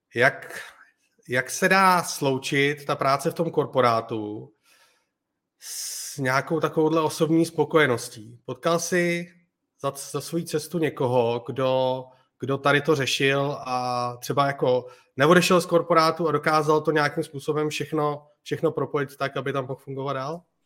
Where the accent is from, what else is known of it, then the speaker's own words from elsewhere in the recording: Czechia; moved away as an adult; now in Spain; v Čechách máme super skvělý lidi